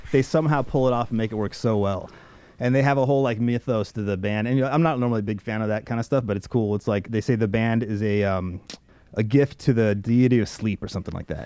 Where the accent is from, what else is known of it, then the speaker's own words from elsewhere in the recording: Harford County, Maryland, United States; when I came to the States uh, in the 90s, my hometown was in, at that point is Maryland in uh, Harford, Harford, County, Maryland.